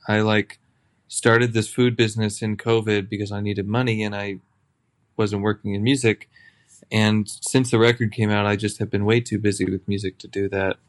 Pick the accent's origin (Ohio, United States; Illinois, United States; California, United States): Illinois, United States; Chicago; born or raised there